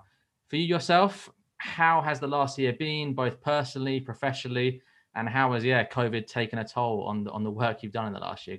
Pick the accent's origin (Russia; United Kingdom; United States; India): United Kingdom; Eastbourne, South East England; Now, I'm actually from Eastbourne, so I'm only 10, 15 minutes away from Lewes FC.